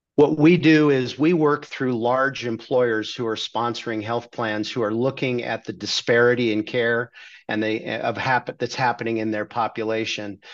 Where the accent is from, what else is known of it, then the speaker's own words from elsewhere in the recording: Redondo Beach, California, United States; now in Dallas, United States; I grew up in Redondo Beach, California